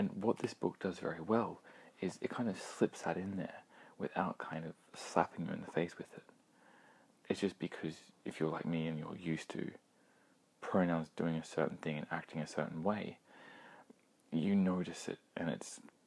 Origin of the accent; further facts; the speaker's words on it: Australia; Being Australian